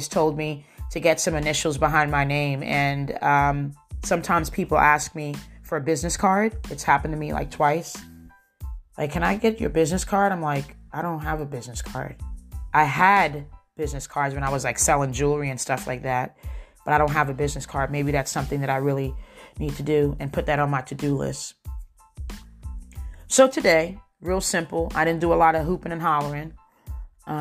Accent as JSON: {"language": "English", "region": "New Jersey", "country": "United States", "said": "I'm from New Jersey. We don't talk with our hands to the side. We talk with our hands"}